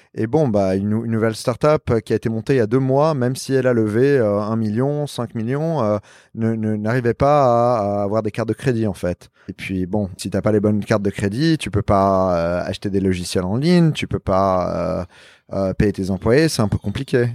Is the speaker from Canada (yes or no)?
no; Lebanon; also born or lived in New York, United States / Paris, France; now in Miami, United States; je suis libanais